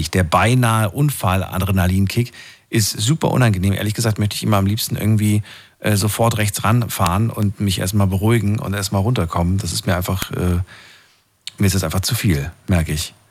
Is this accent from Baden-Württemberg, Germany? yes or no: yes; Black Forest, Baden-Württemberg, Germany; Ich komme ja aus dem Schwarzwald.